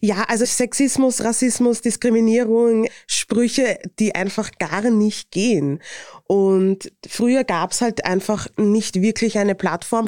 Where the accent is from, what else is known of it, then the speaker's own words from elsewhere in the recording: Vienna, Austria; accent: Viennese; Akzent und mein Dialekt ist sehr wienerisch